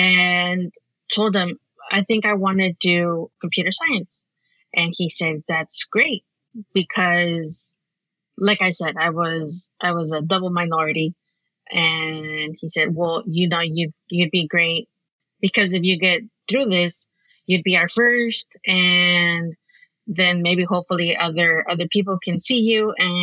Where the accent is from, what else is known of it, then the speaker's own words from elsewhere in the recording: California, United States; It's a really small farming community in California.